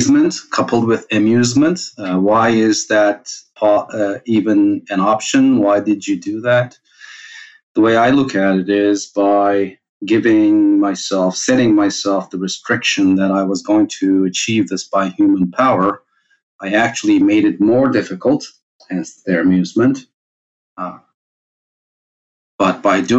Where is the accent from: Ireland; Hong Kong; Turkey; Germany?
Turkey; also born or lived in Cyprus; I was born in Cyprus, raised in Turkey.